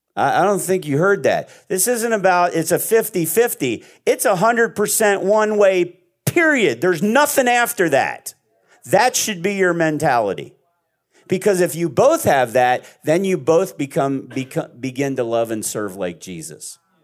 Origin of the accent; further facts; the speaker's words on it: Pennsylvania, United States; I'm from Pennsylvania in a, in a Amish area